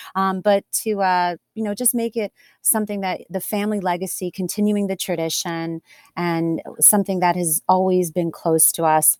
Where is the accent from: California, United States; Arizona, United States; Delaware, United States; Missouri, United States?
Delaware, United States; born and raised in Delaware